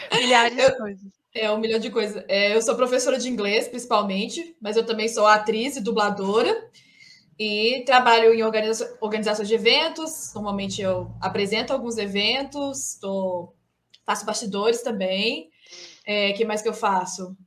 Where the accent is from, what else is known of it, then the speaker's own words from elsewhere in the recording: Minas Gerais, Brazil; Eu sou de Minas, tenho 32 anos